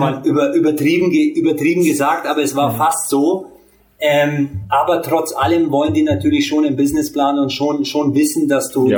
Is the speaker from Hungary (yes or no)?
yes; Hungary; ich bin Ungar